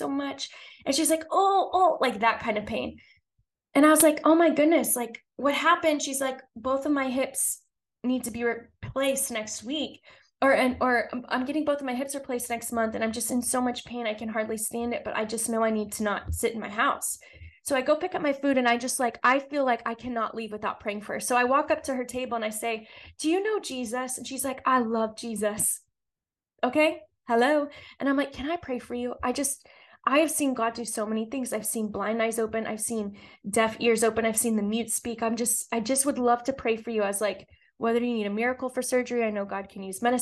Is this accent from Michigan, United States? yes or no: no; Texas, United States; I'm from Texas. We say bless your heart a lot